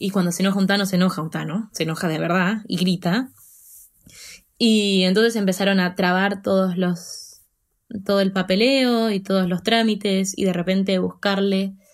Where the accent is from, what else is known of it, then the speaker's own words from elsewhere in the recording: Buenos Aires Province, Argentina; moved away as an adult; now in Denmark; Bueno, en principio soy argentina. Nací en Argentina y viví toda mi vida en una ciudad muy, muy, muy chiquita, cerca de Buenos Aires.